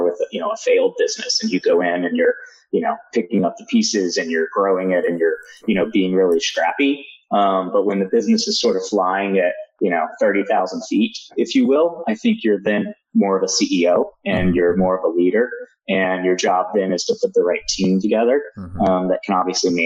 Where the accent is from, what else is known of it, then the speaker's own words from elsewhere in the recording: Roanoke, Virginia, United States; the state of Virginia, where I grew up in Roanoke